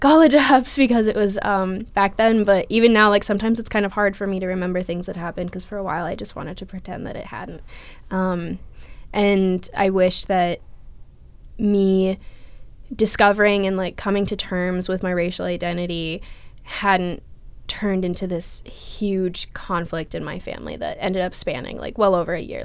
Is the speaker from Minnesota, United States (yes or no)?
yes; Minneapolis, Minnesota, United States; moved away; I'm from Minneapolis, Minnesota